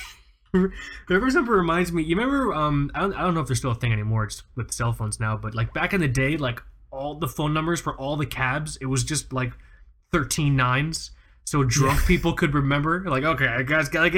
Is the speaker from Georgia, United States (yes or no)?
no; South Florida, United States; we're from South Florida